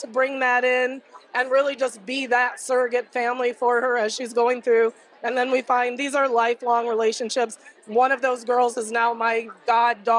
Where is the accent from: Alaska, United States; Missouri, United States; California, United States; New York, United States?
Missouri, United States; I come from Missouri, which was the first abortion-free state in the nation